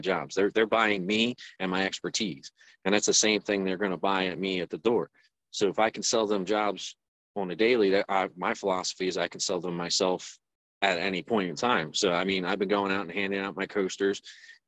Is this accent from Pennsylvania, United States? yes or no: yes; Pennsburg, Pennsylvania, United States; I'm from Pennsburg, so like northeast Pennsylvania, about like 20-30 minutes north of Philadelphia